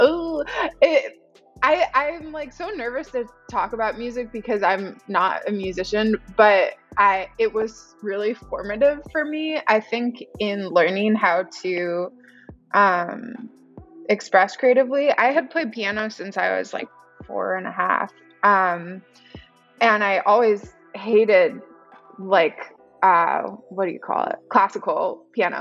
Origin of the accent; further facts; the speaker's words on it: Chicago, Illinois, United States; moved away; also born or lived in Los Angeles; I'm from Chicago, originally, Midwest